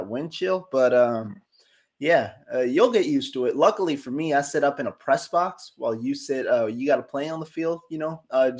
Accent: the Bay Area, California, United States; moved away as an adult; now in Madison, United States; I'm from California, right in the middle of the Bay.

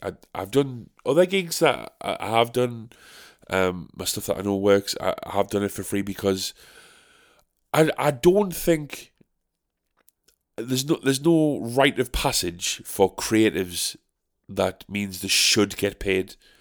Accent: United Kingdom; as British people

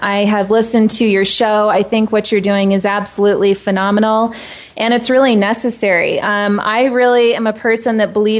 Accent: Tucson, Arizona, United States; now in Denver, United States; I'm originally from Tucson, Arizona, and now living in Denver.

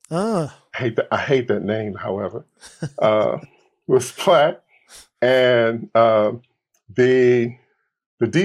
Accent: Detroit, Michigan, United States; I'm from Detroit here in Los Angeles.

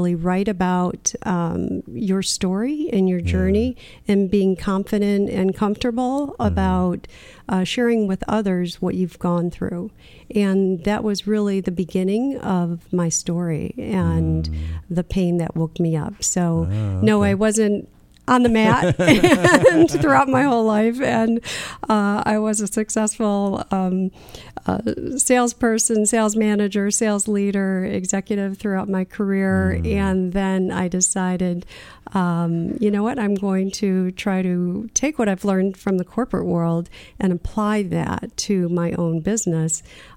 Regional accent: Michigan, United States; where I grew up in Michigan

